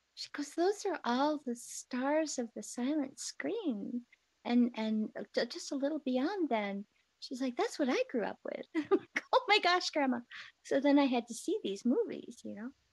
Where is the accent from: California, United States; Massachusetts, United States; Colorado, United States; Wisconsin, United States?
Wisconsin, United States; Lake Geneva; I grew up in Lake Geneva, Wisconsin